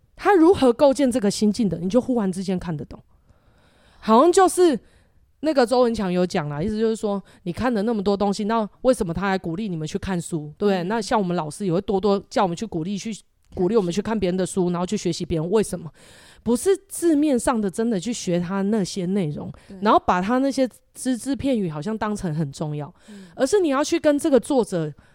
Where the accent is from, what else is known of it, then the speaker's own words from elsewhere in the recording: Taiwan; 我们台湾又没办法自产这些东西，可是在台湾要什么有什么